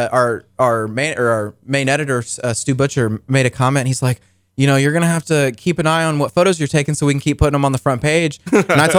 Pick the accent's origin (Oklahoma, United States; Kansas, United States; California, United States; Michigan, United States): Kansas, United States; Chanute; so we grew up 10 minutes away from each other